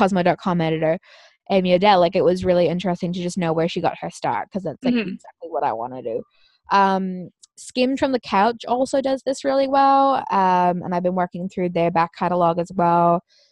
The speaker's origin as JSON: {"language": "English", "country": "Australia", "said": "I am an Australian citizen"}